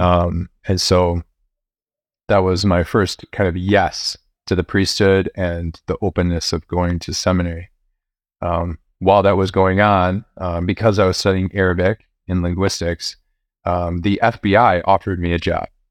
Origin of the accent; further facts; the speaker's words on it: Chicago, Illinois, United States; also born or lived in Champaign, Illinois; I grew up here in Chicago.